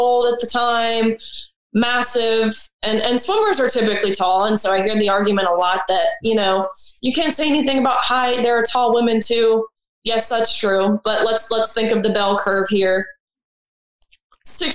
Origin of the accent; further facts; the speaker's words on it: Tennessee, United States; We're from Tennessee